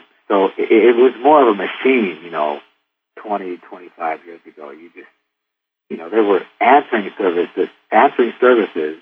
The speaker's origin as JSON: {"language": "English", "town": "Detroit", "region": "Michigan", "country": "United States", "said": "I'm from Detroit"}